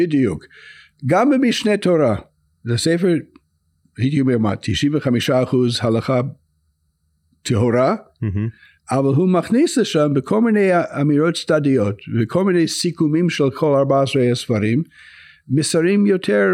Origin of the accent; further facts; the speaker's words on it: United States; Hebrew is a second language; now in Israel; אני גדלתי אה, בארצות הברית